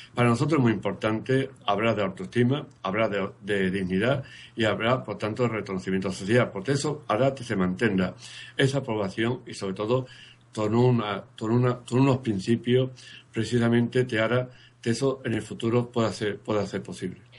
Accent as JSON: {"language": "Spanish", "town": "Marchena", "region": "Andalusia", "country": "Spain", "said": "yo soy un andaluz de Machena."}